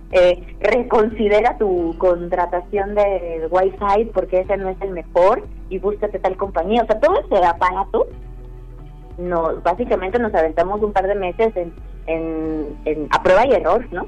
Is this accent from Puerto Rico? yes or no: no; Mexico; now in Mexico City, Mexico; yo no soy, yo no nací en Ciudad de México